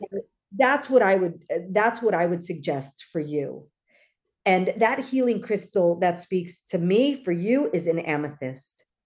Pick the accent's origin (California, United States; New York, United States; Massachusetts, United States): California, United States; Los Angeles; I grew up in L A, so there are a lot of Filipinos here